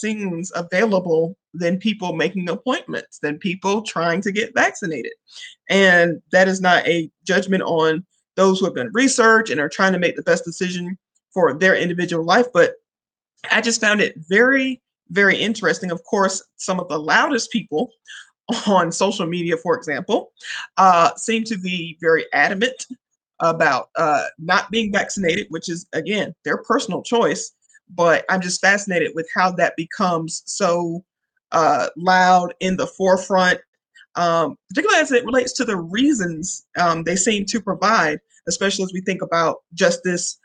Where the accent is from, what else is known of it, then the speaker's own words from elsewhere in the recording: New Bern, North Carolina, United States; now in Charlotte, United States; I'm originally from New Bern, North Carolina.